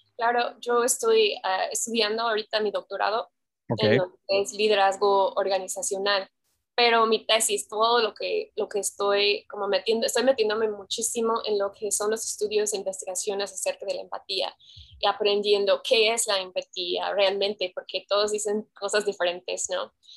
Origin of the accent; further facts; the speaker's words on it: Pacific Northwest, United States; Spanish is a second language; moved away as an adult; also born or lived in Oklahoma; now in Guadalajara, Mexico; Nací en Oklahoma, pero crecí totalmente en el Pacific Northwest, así Oregon, Washington, todo eso.